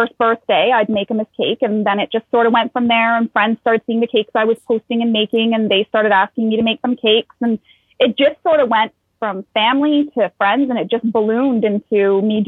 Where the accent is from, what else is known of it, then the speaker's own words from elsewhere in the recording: Sudbury, Ontario, Canada; now in Ottawa, Canada; I was actually born and raised in Sudbury, Ontario, which is up north